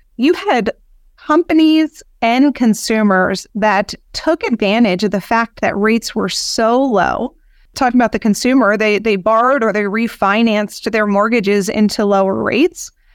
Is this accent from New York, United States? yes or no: no; Philadelphia, Pennsylvania, United States; I was born and raised in Philadelphia